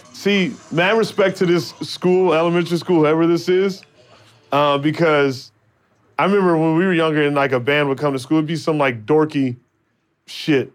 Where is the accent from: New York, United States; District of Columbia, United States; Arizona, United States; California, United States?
Arizona, United States; Phoenix; now in Los Angeles, United States; my hometown, Phoenix, Arizona.